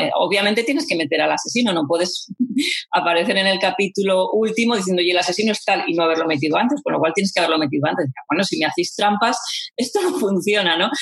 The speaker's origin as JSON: {"language": "Spanish", "town": "Vitoria-Gasteiz", "region": "Basque Country", "country": "Spain", "said": "mi tierra"}